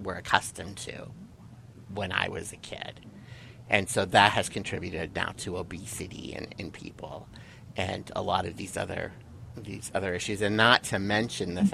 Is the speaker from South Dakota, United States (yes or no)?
yes; South Dakota, United States; now in California, United States; I grew up in South Dakota, hardworking, middle class parents, raising three kids